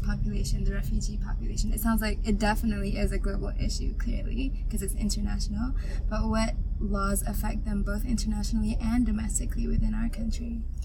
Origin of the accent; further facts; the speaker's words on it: Malaysia; we as a Malaysian society